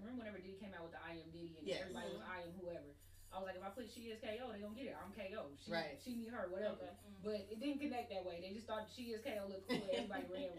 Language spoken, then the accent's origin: English; Enid, Oklahoma, United States; I'm from Enid.